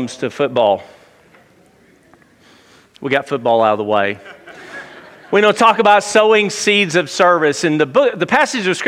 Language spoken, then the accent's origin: English; Tuscaloosa, Alabama, United States; I grew up in Tuscaloosa